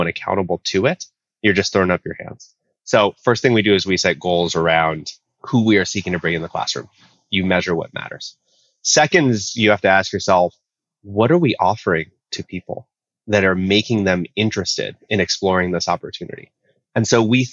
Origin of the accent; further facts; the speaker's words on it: Oakland, California, United States; now in Honolulu, United States; I live in Honolulu, Hawaii, which is a beautiful, amazing, wonderful place, although I'm originally from Oakland, California